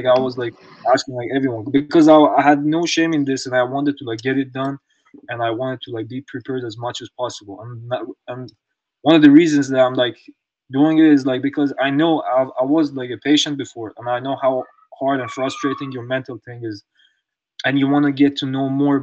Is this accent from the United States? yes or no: no; Iran; moved away; my home country, like, Iran